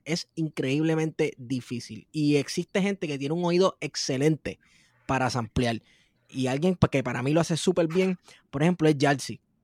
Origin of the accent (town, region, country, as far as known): Puerto Rico